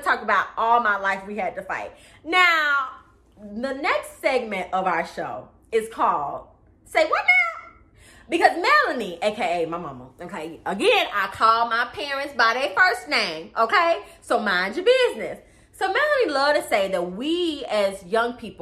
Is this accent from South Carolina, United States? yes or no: no; Atlanta, Georgia, United States; I grew up in Atlanta, right? On the south side of Atlanta, right? Okay, in Fayette County to be exact